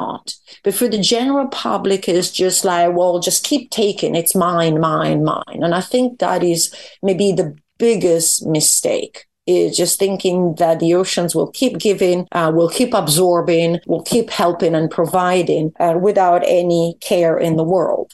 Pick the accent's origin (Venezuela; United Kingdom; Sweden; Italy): Italy; Verona, Veneto; moved away; I come from Verona